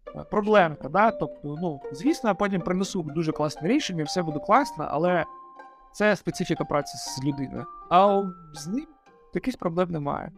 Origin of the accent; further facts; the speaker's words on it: Donetsk Oblast, Ukraine; сам я з Донецької області, у мене там дуже багато родичів у Донецькій області